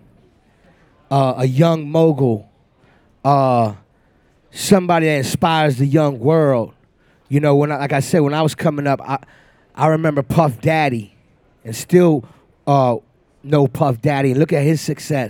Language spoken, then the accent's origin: English; Miami, Florida, United States; I'm from Miami